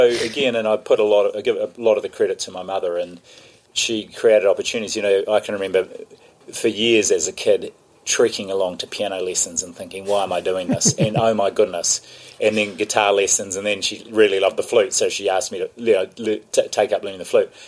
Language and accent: English; Tawa, Wellington, New Zealand; I was brought up in the Baptist church, and Tawa had an incredibly strong Baptist church